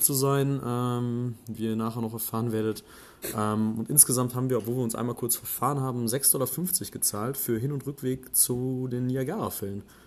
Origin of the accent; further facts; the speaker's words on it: Germany; bei uns in Deutschland